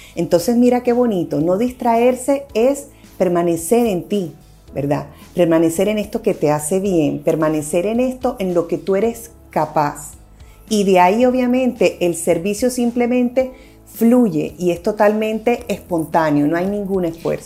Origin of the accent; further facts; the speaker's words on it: Barranquilla, Atlántico, Colombia; moved away; also born or lived in Medellín; Yo soy de Barranquilla